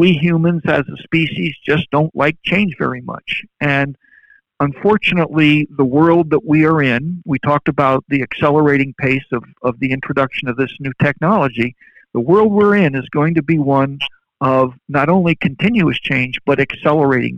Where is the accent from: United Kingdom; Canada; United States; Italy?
Italy; Verona, Veneto; moved away; I grew up in Verona, Italy.